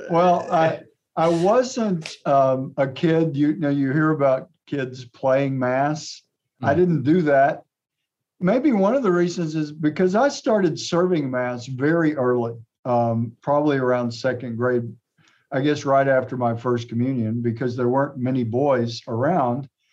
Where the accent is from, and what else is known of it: Atlanta, Texas, United States; born or raised there; also born or lived in Fredericksburg, Texas / Texarkana, Texas; now in Tyler, United States